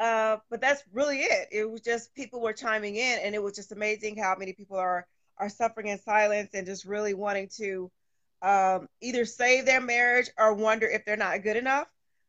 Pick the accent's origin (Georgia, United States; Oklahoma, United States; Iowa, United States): Oklahoma, United States; Oklahoma City; I am from Oklahoma City.